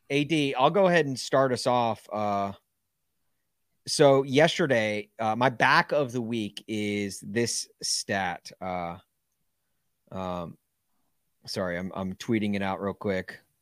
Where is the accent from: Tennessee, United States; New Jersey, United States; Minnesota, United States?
Tennessee, United States; Nashville; growing up in Nashville